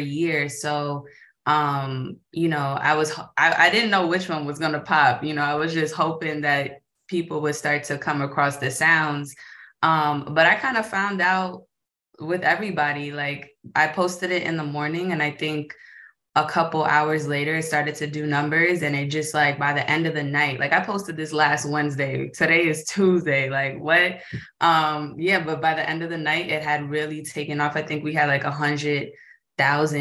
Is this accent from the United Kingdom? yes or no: no; New York, United States; I'm born and raised in New York